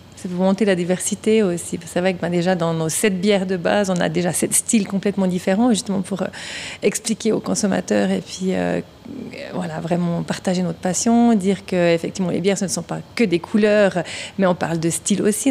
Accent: Vaud, Switzerland; moved away as an adult; now in Morgins, Switzerland; Je suis vaudoise à l'origine

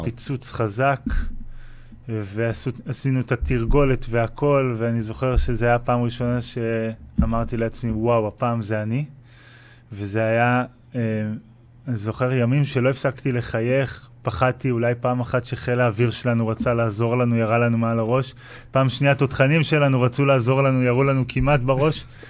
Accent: Kfar Blum, Northern District, Israel; אני מקיבוץ כפר בלום במקור

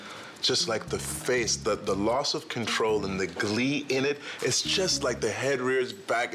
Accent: Florida, United States; I was born and raised in Florida.

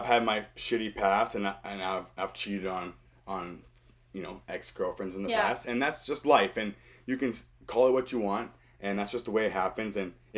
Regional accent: Ridgeville, South Carolina, United States; now in British Columbia, Canada; back to my hometown. I'm in Ridgeville, South Carolina

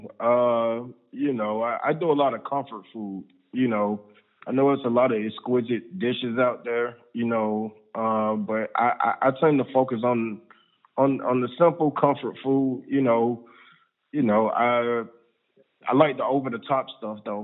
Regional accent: Atlanta, Georgia, United States; I am an Atlanta native. I'm from Atlanta, Georgia. Georgia Baptist Hospital. That's where I was born

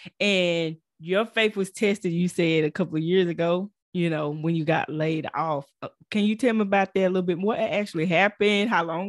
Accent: Texas, United States; No, I'm from Texas.

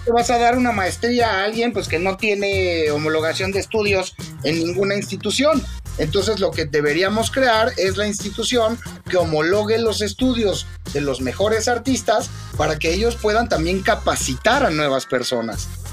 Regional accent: Mexico; como mexicanos

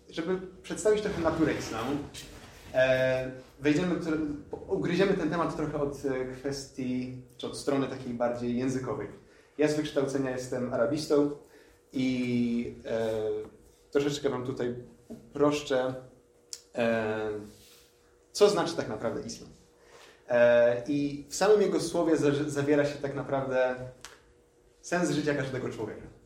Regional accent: Lublin, Lublin Voivodeship, Poland; moved away as an adult; also born or lived in Poznań; now in Wrocław, Poland; jestem w połowie Palestyńczykiem, w połowie Polakiem. Urodziłem się w Polsce, w Lublinie konkretnie, więc w sumie tak jestem z dość daleka. I tak jak już zostało powiedziane, jestem tutaj imamem we wrocławskim meczecie

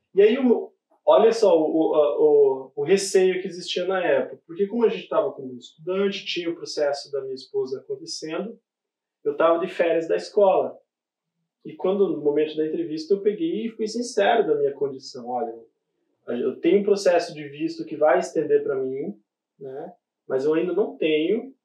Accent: Brazil; moved away; a gente vem lá do Brasil

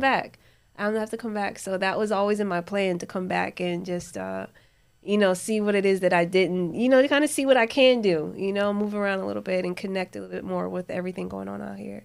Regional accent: New Jersey, United States; moved away; Growing up in Jersey, like, I would always wanna, like, my cousins back up at home, in, in Jersey, up in Newark

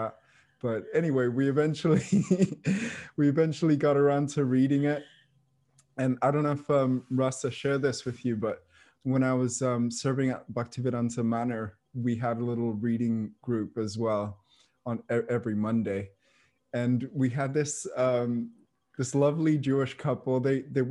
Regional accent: Mayapur, West Bengal, India; I was growing up in Mayapur

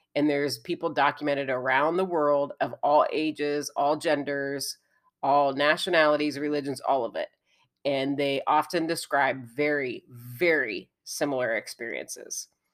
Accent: Indiana, United States; I'm from Indiana

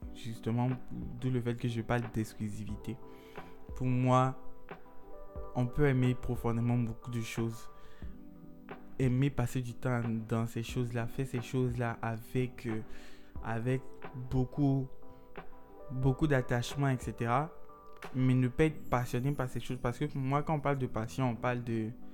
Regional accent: Côte d’Ivoire; en tant qu'Ivoirien

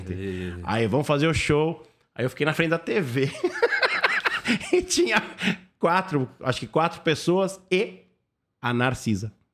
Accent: Brazil; sou do Brasil

